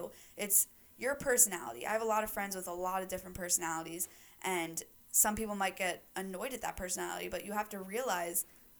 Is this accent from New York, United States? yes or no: yes; New York, United States; She came from the Bronx in New York, and I'm from Westchester, which is like a little preppy town kind of.